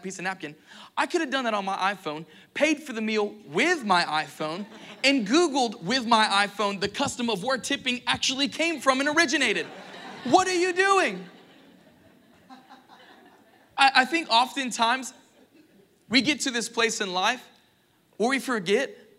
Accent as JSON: {"language": "English", "region": "Florida Panhandle", "country": "United States", "said": "because we're from the Panhandle, we like a little thing called Waffle House"}